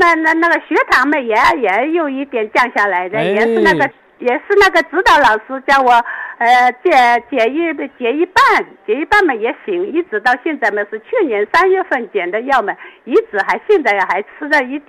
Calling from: Wenzhou, Zhejiang, China; 我是温州的。

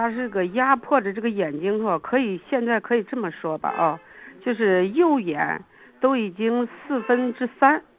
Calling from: Xi'an, Shaanxi, China; 啊，你好，徐老师，我是西安的一个那个啥的。

